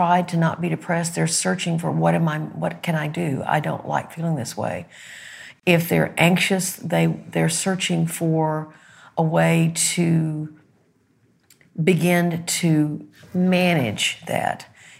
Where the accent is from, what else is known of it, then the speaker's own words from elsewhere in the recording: Arkansas, United States; I'm from Arkansas.